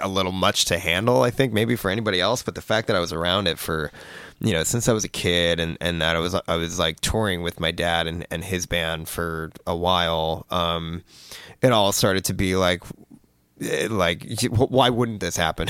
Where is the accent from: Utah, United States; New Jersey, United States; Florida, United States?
New Jersey, United States; moved away as an adult; I grew up in New Jersey my whole, my whole life. I'd lived there my whole life